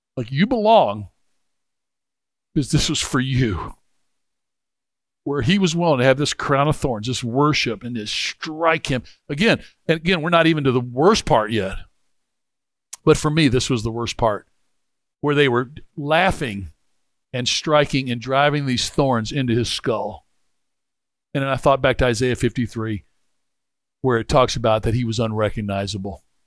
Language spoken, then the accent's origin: English; Memphis, Tennessee, United States; I grew up in Memphis